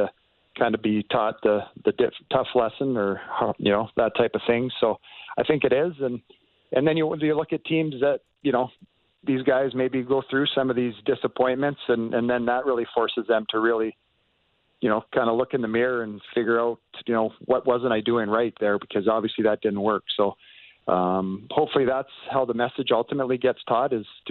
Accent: Canada; as a Canadian

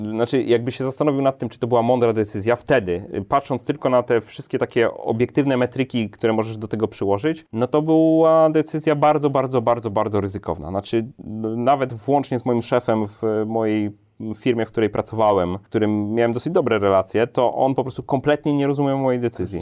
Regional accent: Warsaw, Masovian Voivodeship, Poland; ja od zawsze jestem z Warszawy, nie lubię się przemieszczać, w sensie urodziłem się w Warszawie, mieszkam w Warszawie

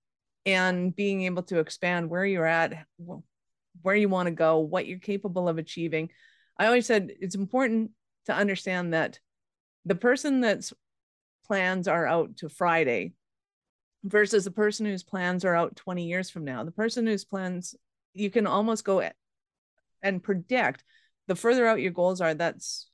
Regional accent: Canada; now in Calgary, Canada; as a Canadian, and especially in Calgary

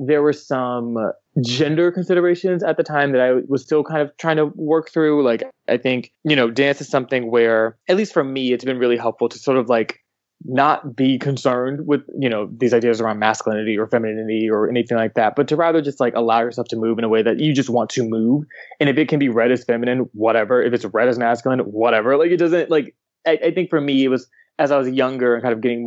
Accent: Atlanta, Georgia, United States; growing up in Atlanta

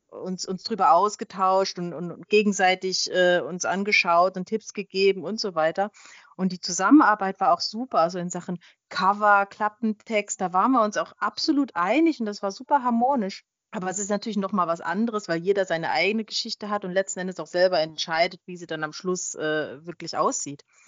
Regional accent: Switzerland; ich bin äh, in der Schweiz geboren, habe auch immer noch äh, Schweizer Staatsbürgerschaft

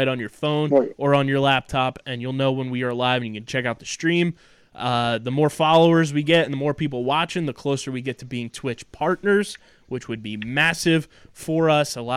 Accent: Philadelphia, Pennsylvania, United States; growing up in the Philadelphia area

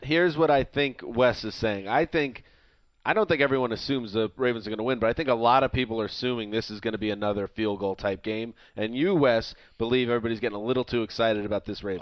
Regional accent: New York, United States; I'm from New York

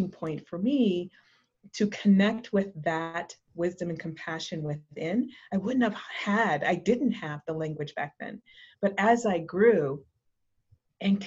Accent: Massachusetts, United States; I am from Massachusetts, from New England, and I grew up in a small beach town

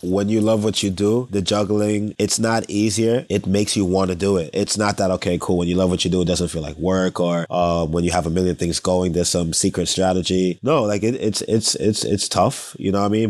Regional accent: New York City, New York, United States; now in Los Angeles, United States; it's almost impossible not to be engulfed by West Indian culture, being born and raised in New York City

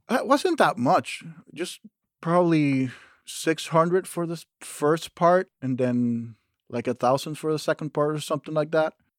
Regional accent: Panama; moved away as an adult; now in Fairport, United States; I grew up in Panama, in Central America

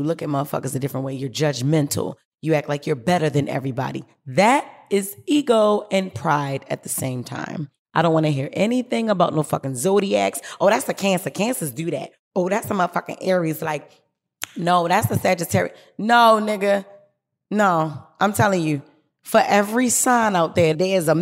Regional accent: Baltimore, Maryland, United States; I come from Baltimore City. Y'all know that. West Baltimore City, to be exact. And one thing about Baltimore City is we breed strong women

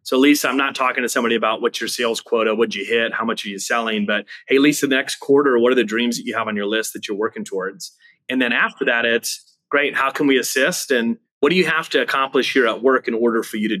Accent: Wisconsin, United States; moved away as an adult; now in Austin, United States; I grew up in the Wisconsin area. And we just relocated about 8 months ago down to Austin, Texas

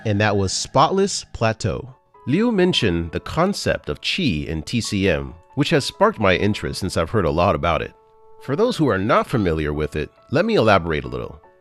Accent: United States; I'm from the States

